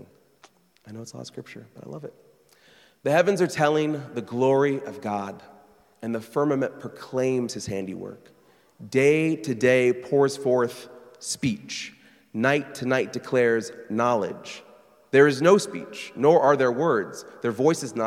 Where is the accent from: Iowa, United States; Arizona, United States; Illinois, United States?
Iowa, United States; Burlington; moved away as an adult; Burlington, Iowa, my hometown.